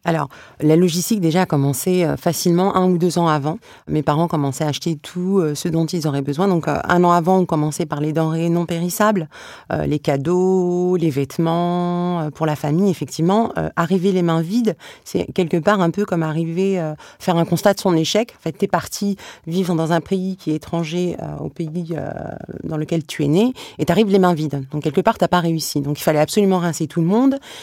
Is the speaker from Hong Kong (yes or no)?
no; France; suis née ici, j'ai grandi ici, euh, j'ai une double culture. Pour moi, il serait plus difficile pour moi aujourd'hui d'aller vivre en Tunisie que de rester en France.